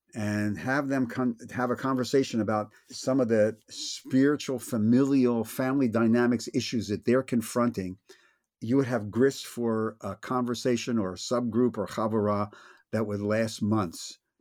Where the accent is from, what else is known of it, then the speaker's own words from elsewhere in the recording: Philadelphia, Pennsylvania, United States; I'm from Philly